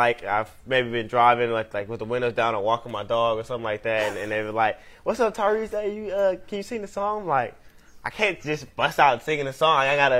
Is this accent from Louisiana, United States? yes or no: no; Dallas, Texas, United States; moved away as an adult; I'm from Dallas.